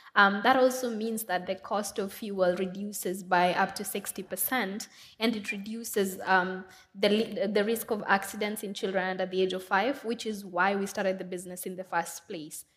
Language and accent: English; Nairobi, Kenya; I'm from Kenya. Um, I grew up in Makoto. It's one of the biggest slums in Nairobi